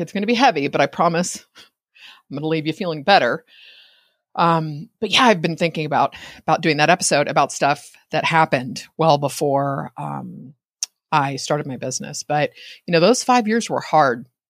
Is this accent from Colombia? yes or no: no; Bay Area, California, United States; I'm in Northern California. I grew up in the Bay Area